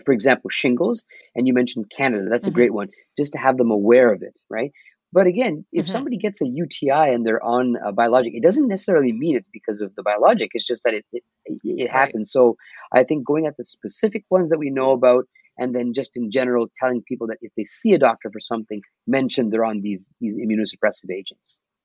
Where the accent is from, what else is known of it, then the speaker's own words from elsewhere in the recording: Mississauga, Ontario, Canada; I'm from Mississauga, so we have a massive South Asian population right. here